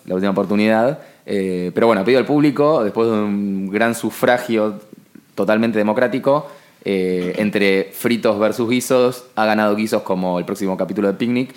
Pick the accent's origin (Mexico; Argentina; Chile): Argentina; Buenos Aires; porteños de eh, clase alta como nosotros